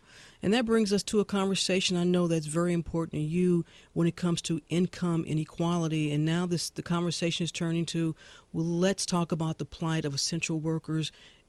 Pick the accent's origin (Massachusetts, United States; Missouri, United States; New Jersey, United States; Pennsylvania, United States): Missouri, United States; St. Louis; my hometown of St. Louis.